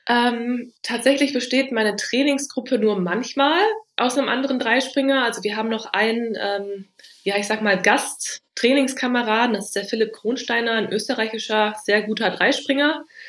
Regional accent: Düsseldorf, North Rhine-Westphalia, Germany; bei uns in Düsseldorf

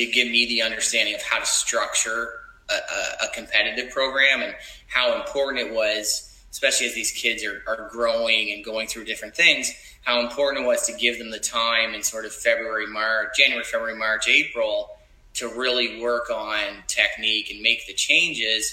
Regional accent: Nova Scotia, Canada; moved away as an adult; also born or lived in Montreal; I'm originally from Nova Scotia. So I ended up coming back here about 7 or 8 years ago

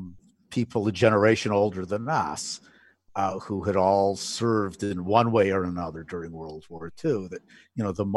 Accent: Alberta, Canada; I grew up in Alberta, in a smaller town

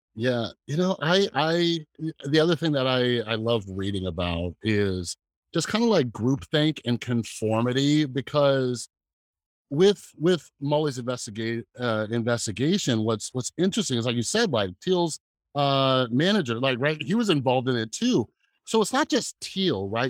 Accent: Las Vegas, Nevada, United States; I grew up in Las Vegas

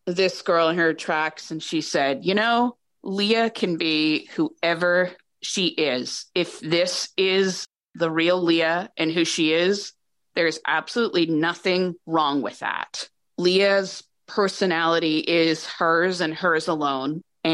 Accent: New Hampshire, United States; I grew up in New Hampshire

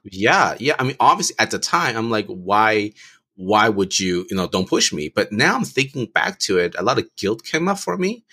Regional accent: United States; growing up in America

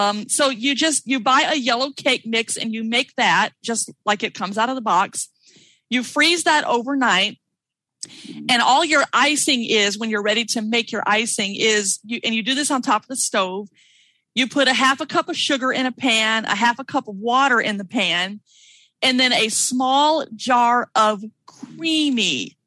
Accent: Mississippi, United States; accent: Southern; also born or lived in Colorado; now in Washington, United States; I'm originally from Mississippi, so I'm going to talk Southern for a few minutes

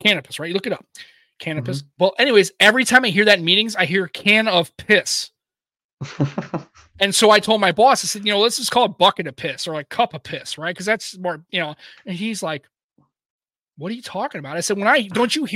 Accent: United States

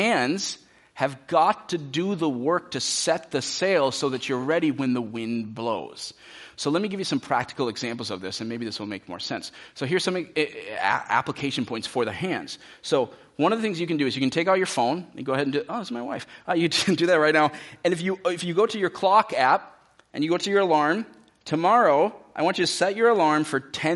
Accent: United States; many of us as American Christians

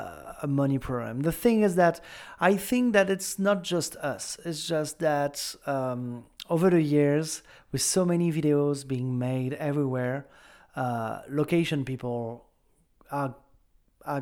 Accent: France; accent: French; English is a second language; With my French accent.

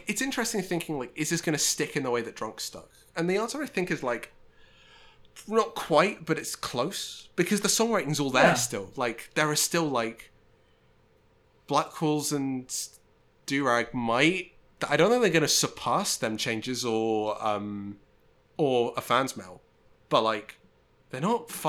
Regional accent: United Kingdom; I am British

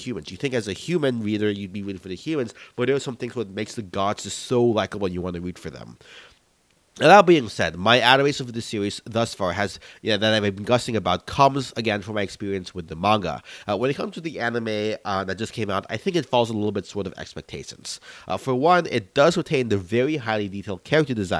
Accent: United States; as a Filipino-American

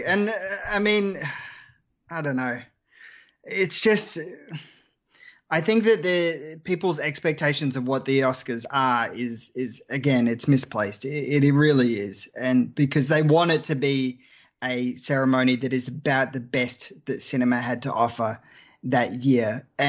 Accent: Australia; accent: Australian; I'm Australian.

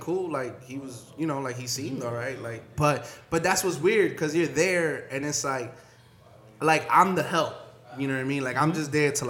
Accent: New York City, New York, United States; I grew up in East New York

